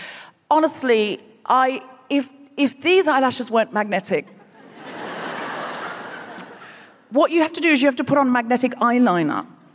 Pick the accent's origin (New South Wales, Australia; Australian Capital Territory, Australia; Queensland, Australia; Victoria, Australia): Queensland, Australia; Brisbane; And I was born and raised in Brisbane. I know I don't sound especially Australian, but I read a lot of Ian Blyton as a child, and I picked up the accent for the books.